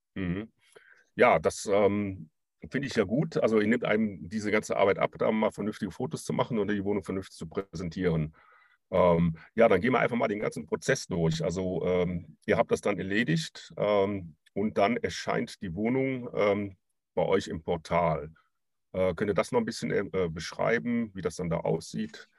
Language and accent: German; Cologne region, North Rhine-Westphalia, Germany; ich komme ja auch aus der Regi-, Region